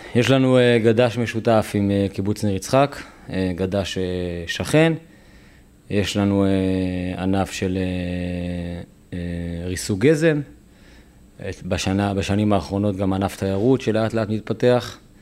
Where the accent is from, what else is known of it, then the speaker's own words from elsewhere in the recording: Netzarim, Gaza Strip, Palestine; moved away as an adult; now in Kerem Shalom, Israel; אני גדלתי בנצרים בגוש קטיף